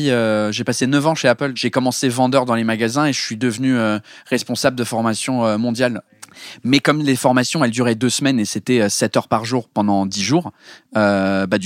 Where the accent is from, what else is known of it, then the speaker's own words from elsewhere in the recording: England, United Kingdom; now in France; même si le premier spectacle euh, a été marketé comme je suis un Anglais en France